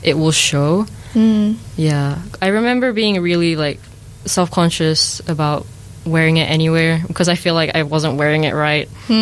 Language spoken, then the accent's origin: English; New Zealand; also born or lived in Malaysia; I grew up in New Zealand